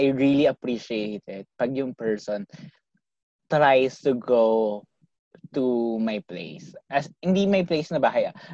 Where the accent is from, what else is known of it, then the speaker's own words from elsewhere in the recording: Metro Manila, Philippines; now in Overseas; I used to be from NCR kaso things get better here. So, hindi na ako sa malayong daigdig ng mundo. Mundo?